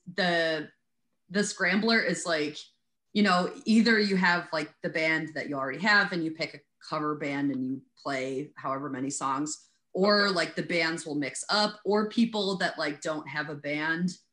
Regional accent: Wheaton, Illinois, United States; also born or lived in DeKalb, Illinois; I grew up in Wheaton

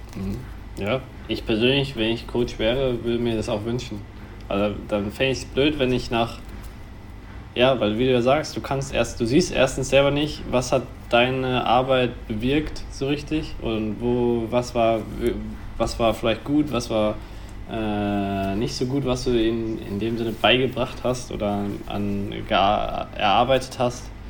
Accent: Germany; bei uns in Deutschland

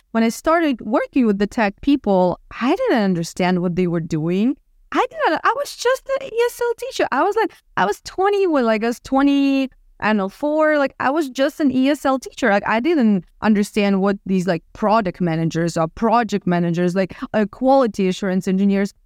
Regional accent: Odesa, Odesa Oblast, Ukraine; moved away as an adult; now in Miami, United States; I'm originally from Ukraine, from Odessa, the city on the Black Sea

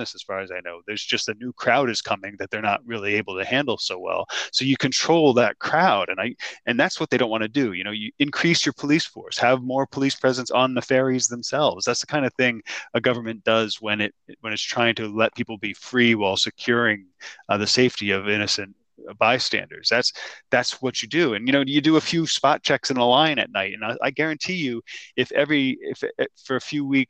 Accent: New Jersey, United States; now in Rhode Island, United States; when I grew up in New Jersey, my friends and I would go up and down the coast to different towns

